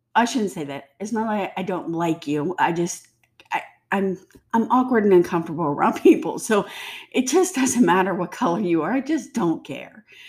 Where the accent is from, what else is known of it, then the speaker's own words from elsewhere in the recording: United States; I don't say I'm German, Scottish, English American. I say I'm American.